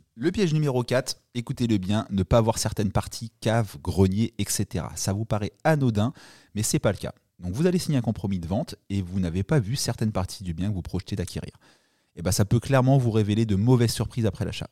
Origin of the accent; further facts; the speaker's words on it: Normandy, France; je suis normand